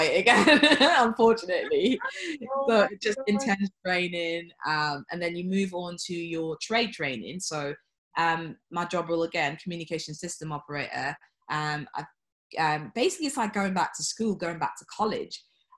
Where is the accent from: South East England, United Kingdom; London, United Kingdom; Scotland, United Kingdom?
London, United Kingdom; moved away as an adult; growing up in London, it's very diverse